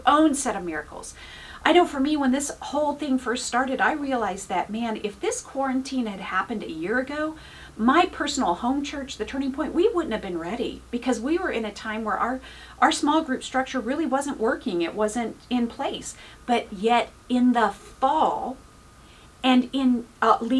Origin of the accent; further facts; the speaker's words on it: Oklahoma, United States; now in California, United States; I come from Oklahoma.